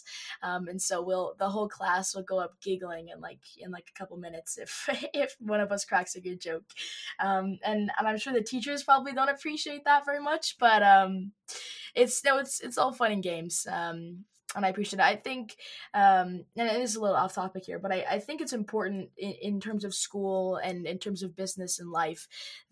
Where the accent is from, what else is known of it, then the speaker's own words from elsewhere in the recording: Calgary, Alberta, Canada; Yeah, so I was born in Calgary, Alberta, Canada. We like to call it the Texas of Canada. It's very similar in a lot of ways. And I have lived here my whole life.